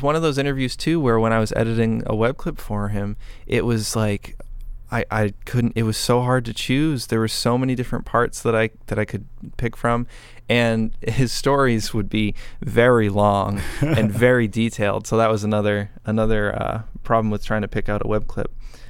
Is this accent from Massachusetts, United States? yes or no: yes; Boston, Massachusetts, United States; moved away; I'm originally from the Boston area, so it was kind of like going back home